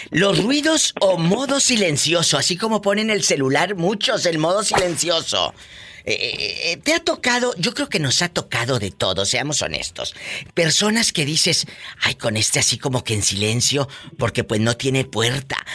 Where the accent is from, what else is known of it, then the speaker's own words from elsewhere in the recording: Michoacán, Mexico; ¿Cómo crees? Soy de Michoacán. Por eso.